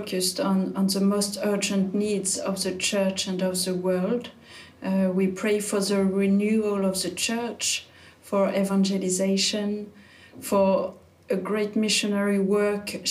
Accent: France; I'm French

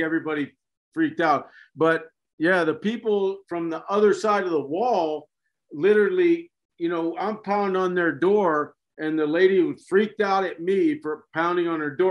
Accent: United States; moved away as an adult; also born or lived in Saudi Arabia; I'm an American

